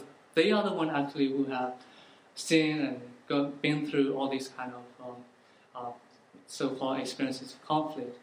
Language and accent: English; Yangon, Yangon Region, Myanmar; moved away as an adult; also born or lived in Myitkyina, Kachin State; now in Oxford, United Kingdom; I was raised in Yangon